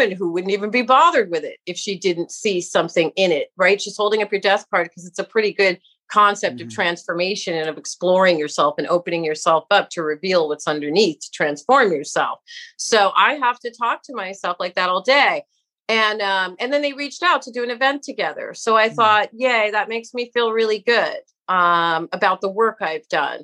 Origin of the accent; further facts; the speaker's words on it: New York City, New York, United States; I grew up in New York City, right? As a kid, New York City in a public school